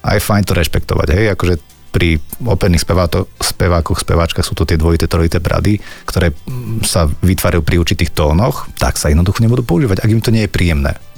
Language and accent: Slovak; Humenné, Prešov Region, Slovakia; som začínal v Humenskom klube, kde odkiaľ pochádzam